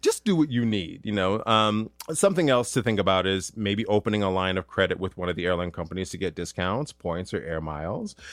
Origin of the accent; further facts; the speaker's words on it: Duluth, Minnesota, United States; moved away as an adult; also born or lived in Ann Arbor, Michigan; my hometown, Duluth, Minnesota